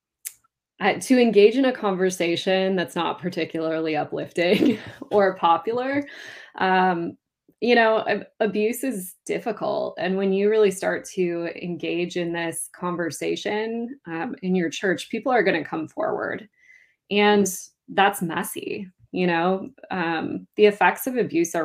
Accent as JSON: {"language": "English", "town": "Duluth", "region": "Minnesota", "country": "United States", "tie": "born or raised there", "lives_now": "south of the Twin Cities, Minnesota, United States", "said": "my hometown of Duluth"}